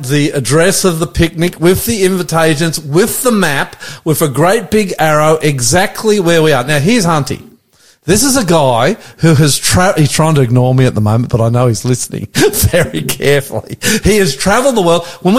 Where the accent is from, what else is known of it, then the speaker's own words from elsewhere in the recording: Australia; I'm the …, and it's a beautiful day here in Sydney.